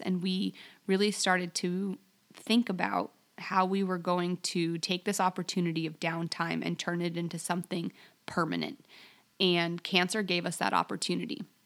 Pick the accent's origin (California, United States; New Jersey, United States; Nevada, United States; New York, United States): Nevada, United States; Las Vegas; moved away as an adult; also born or lived in Alaska; I grew up in Las Vegas